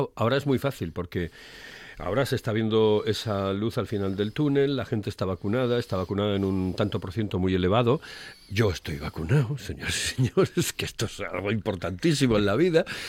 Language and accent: Spanish; Oviedo, Asturias, Spain; soy de Oviedo